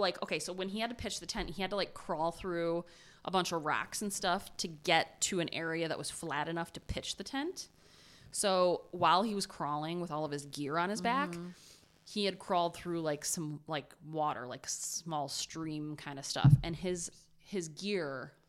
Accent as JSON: {"language": "English", "region": "Ohio", "country": "United States", "said": "But I'm from Ohio."}